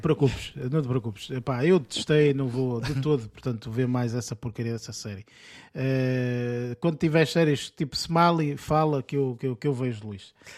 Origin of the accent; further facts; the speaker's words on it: Portugal; nós sendo portugueses